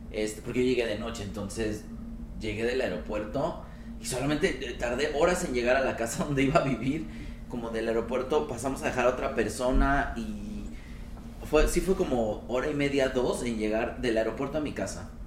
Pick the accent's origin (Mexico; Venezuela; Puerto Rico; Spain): Mexico; digo, no que en mi país no lo haya, también lo hay, pero tiene sus carencias de repente, ¿no? Y también sobre todo porque yo en México ando mucho en bici.